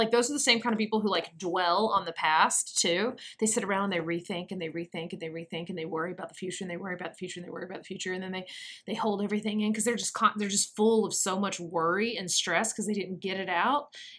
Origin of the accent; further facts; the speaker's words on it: Louisville, Kentucky, United States; You're like, that's cute, but I'm from Louisville, so I.